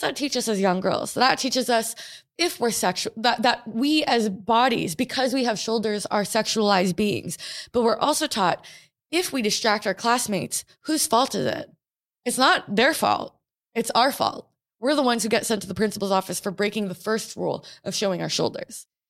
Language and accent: English; Portland, Oregon, United States; I grew up in Portland, Oregon